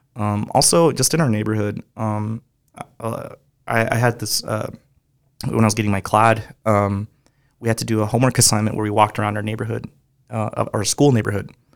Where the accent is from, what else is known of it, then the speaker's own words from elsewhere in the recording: Moreno Valley, California, United States; also born or lived in Compton, California; just raised in Moreno Valley. I was born in Compton, California